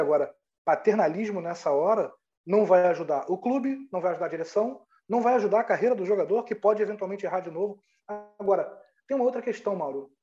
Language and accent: Portuguese; Rio de Janeiro, Brazil; eu sou do Rio de Janeiro